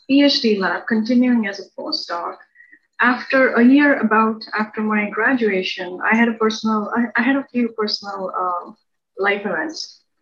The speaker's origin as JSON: {"language": "English", "country": "Libya", "tie": "born or raised there", "said": "He was working there, and I pretty much spent most of my formative years there."}